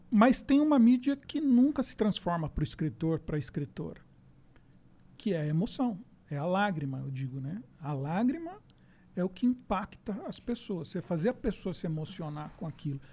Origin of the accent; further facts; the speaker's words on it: Osasco, São Paulo, Brazil; Eu sou de Osasco